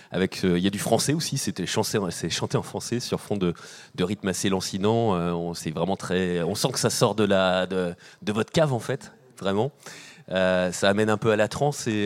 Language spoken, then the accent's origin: French; Nantes, Pays de la Loire, France; On vient de, on vient de, je viens de Nantes également.